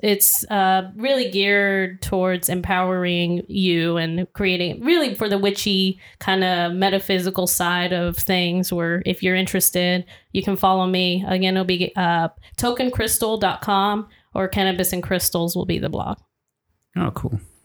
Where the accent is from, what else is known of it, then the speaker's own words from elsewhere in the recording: Atlanta area, Georgia, United States; we're from the Atlanta area, Georgia